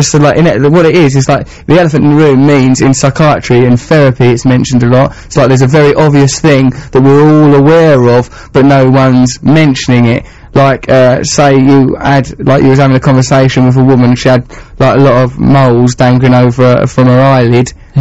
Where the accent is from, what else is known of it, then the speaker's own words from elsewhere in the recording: England, United Kingdom; I'm English